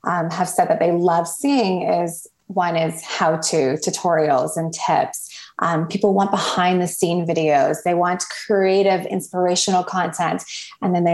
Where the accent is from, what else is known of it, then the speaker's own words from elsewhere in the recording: Toronto, Ontario, Canada; also born or lived in Cayman Islands / Barbados; I'm actually from Toronto, Canada.